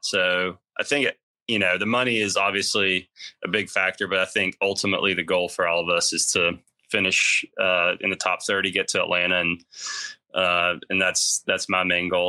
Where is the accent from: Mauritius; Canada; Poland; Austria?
Austria; moved away; also born or lived in Athens, Georgia; grew up being a, a bulldog in in Austria.